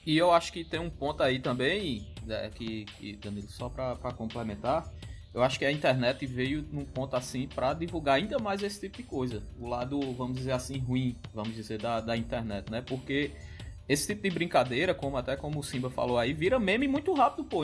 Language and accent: Portuguese; Solânea, Paraíba, Brazil; eu sou do interior, sou de Solânia também